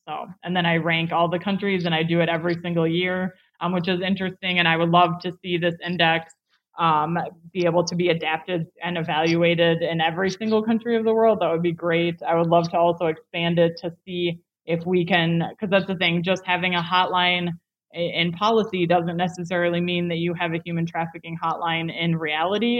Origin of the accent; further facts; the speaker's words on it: United States; I'm clearly American